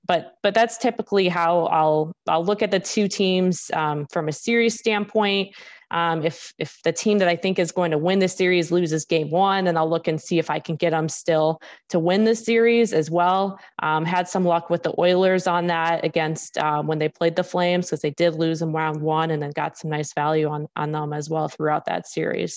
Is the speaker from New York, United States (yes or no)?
no; Chicago, Illinois, United States; growing up in Chicago, I, I grew up watching, or I shouldn't say watching, more like listening to Blackhawks games